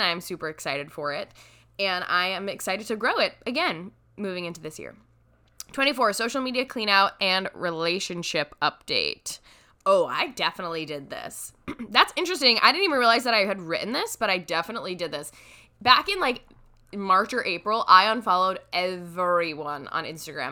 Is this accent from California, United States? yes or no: no; New York, United States; as a New Yorker